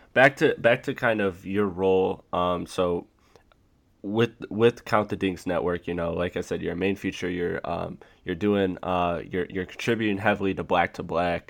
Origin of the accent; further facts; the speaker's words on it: Detroit, Michigan, United States; I'm from Metro Detroit. I grew up on the 04 Pistons